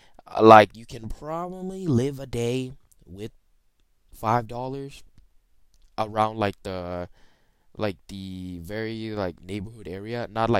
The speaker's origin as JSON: {"language": "English", "region": "Bangkok", "country": "Thailand", "tie": "born or raised there", "lives_now": "Georgia, United States", "said": "Let's start with my hometown. I am born in Thailand, as you may know. I have talked about it a lot of time. Bangkok, Thailand."}